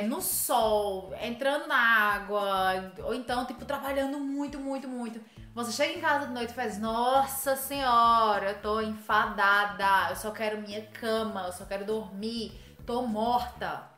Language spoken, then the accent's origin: Portuguese; Northeast Region, Brazil; eu sou do Nordeste